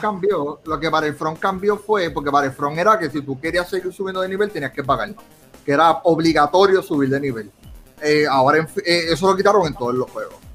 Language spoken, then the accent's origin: Spanish; Puerto Rico; nosotros somos puertorriqueños